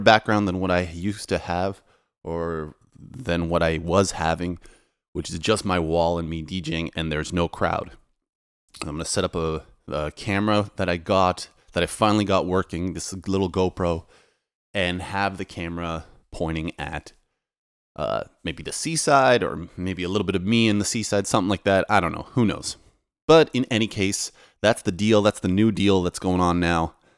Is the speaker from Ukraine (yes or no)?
no; Toronto, Ontario, Canada; moved away as an adult; now in Poland; I'm Polish, but I was raised in Canada